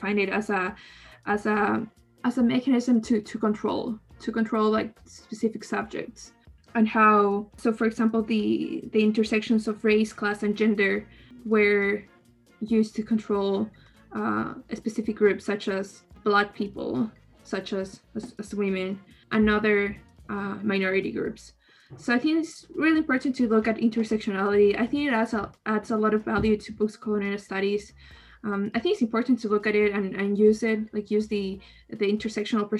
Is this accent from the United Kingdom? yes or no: no; Ecuador; I'm from Ecuador